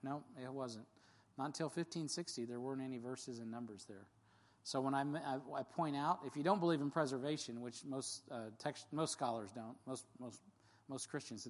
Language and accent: English; United States; I'm an American